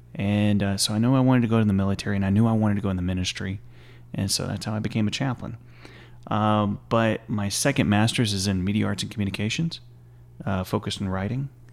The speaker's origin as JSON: {"language": "English", "area": "Stephenville", "region": "Texas", "country": "United States", "tie": "born or raised there", "said": "I'm from originally from Stephen Mill, Texas, and, uh, born and raised there"}